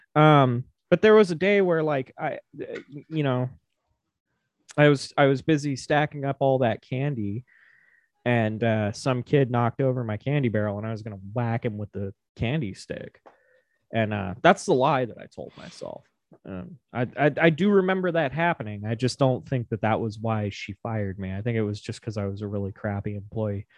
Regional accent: Silver City, Nevada, United States; I grew up in Silver City, which is just a couple miles down the road from Virginia City

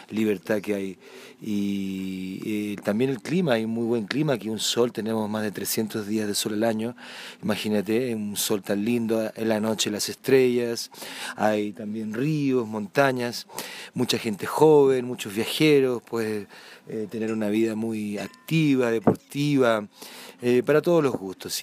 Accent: southern Chile, Chile; moved away as an adult; also born or lived in Santiago / Atacama Desert; now in San Pedro de Atacama, Chile; yo soy del sur de Chile, pero ya vivo hace más de 10 años aquí en el norte

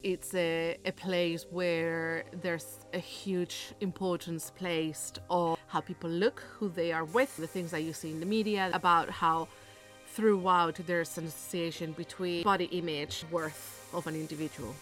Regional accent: Spain; moved away; I am originally from Spain. I grew up in a smaller city of around a hundred and forty thousand people

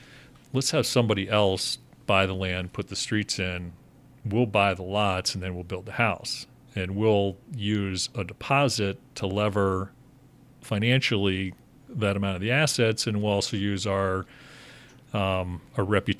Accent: Pittsburgh, Pennsylvania, United States; born there; now in Chicago, United States; So, you know, back on the story, so my how I ended up in Chicago from Pittsburgh, I was born in Pittsburgh

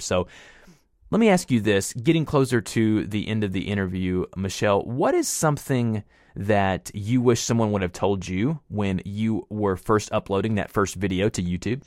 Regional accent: the South, United States; accent: Southern; I am from the South and I do my best on my podcast and, and anything that I present myself on the internet to try and kind of tone back the Southern accent

